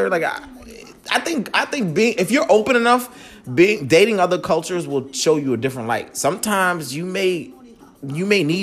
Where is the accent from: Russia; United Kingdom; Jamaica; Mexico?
Jamaica; I'm Jamaican. You know what I'm saying?